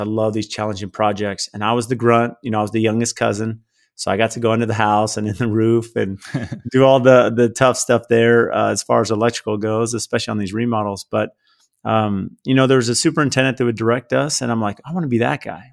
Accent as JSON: {"language": "English", "town": "San Diego", "region": "California", "country": "United States", "tie": "born or raised there", "said": "I grew up in San Diego, uh, blue collar family"}